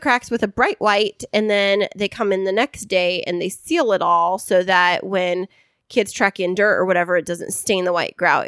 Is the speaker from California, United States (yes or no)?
yes; Central Valley, California, United States; I grew up in the Central Valley